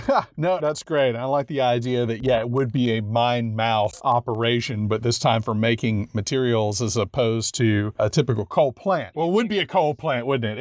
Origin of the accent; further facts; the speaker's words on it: Louisiana, United States; I'm from Louisiana.